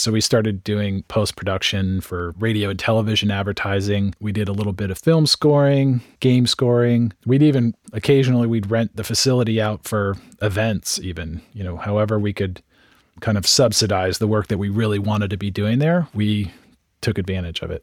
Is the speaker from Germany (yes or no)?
no; San Francisco Bay Area, California, United States; also born or lived in Marin County / Sonoma County; I grew up in San Francisco Bay Area. I was born in San Francisco, one of the few natives, and grew up in Marin and Sonoma County.